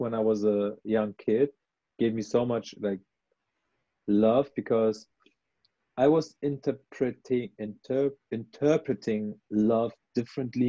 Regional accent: Germany; my roots are in Iran, but I grew up in Germany

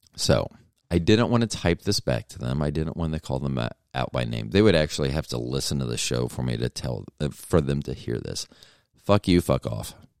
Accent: Tampa, Florida, United States; I'm from Tampa

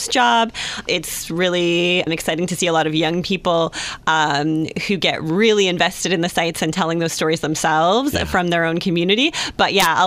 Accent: Porter's Hill, Ontario, Canada; now in Goderich, Canada; I'm from Porter's Hill originally

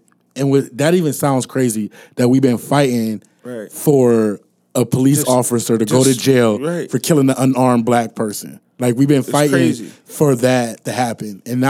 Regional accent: Ohio, United States; We're from Ohio

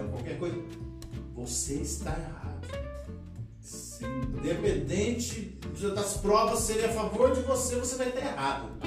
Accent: Aparecida, Brazil; moved away; nascido e criado em Santa Terezinha. Santa Terezinha, Minas

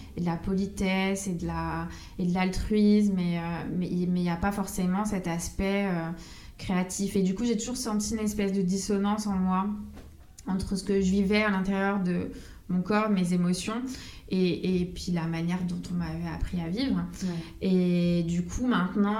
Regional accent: Corsica, France; moved away as an adult; quand je suis partie de Corse vers 19 ans, après tous les étés, je revenais chez moi

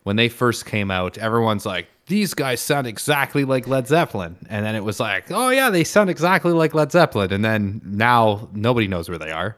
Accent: Canada; I'm Canadian

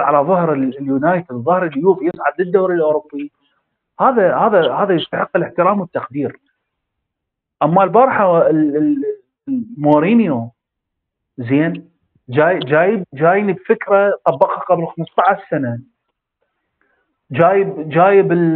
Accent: Iraq; احنا عندنا بالعراق

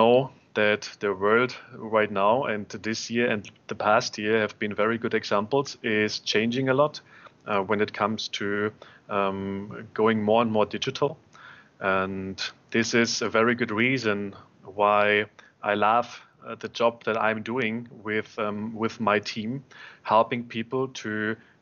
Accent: Berlin, Germany; I am born and raised in Berlin

